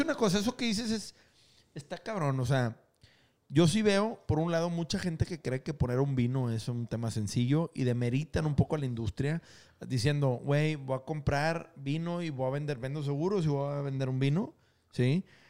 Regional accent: Mexico; now in Monterrey, Mexico; nosotros como mexicanos

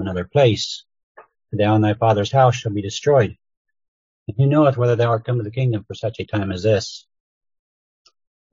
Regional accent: Sheldon, Wisconsin, United States; I'm from Wisconsin. Sheldon, Wisconsin area

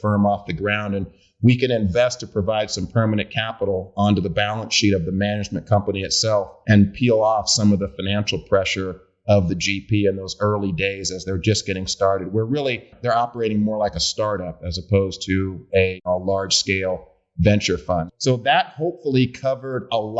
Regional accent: Oakland, California, United States; also born or lived in Hampton, Virginia; I'm from Oakland, grew up, born and raised in Oakland, California

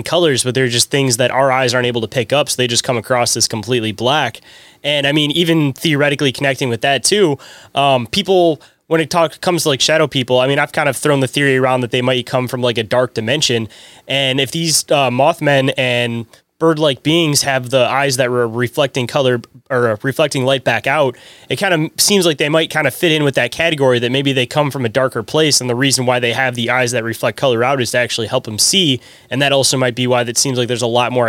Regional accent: Michigan, United States; I'm from Michigan myself

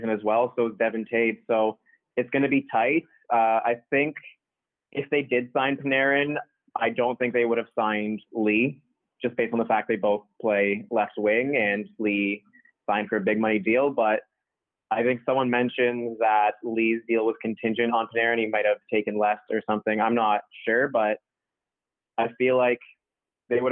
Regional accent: Toronto, Ontario, Canada; I'm from Toronto.

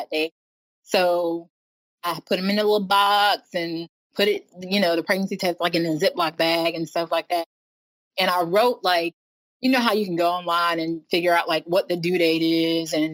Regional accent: North Carolina, United States; I am born and raised in North Carolina, kind of been here my whole life.

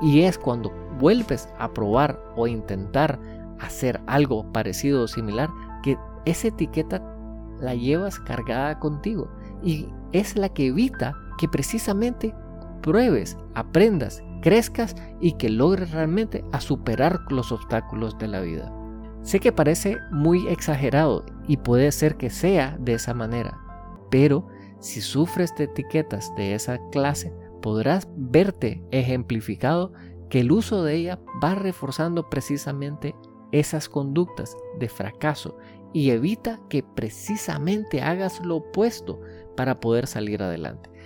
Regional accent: Nicaragua; yo soy de Nicaragua, por ende me considero nicaragüense

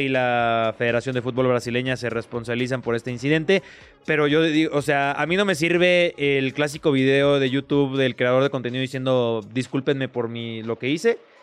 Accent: Mexico; yo soy mexicano

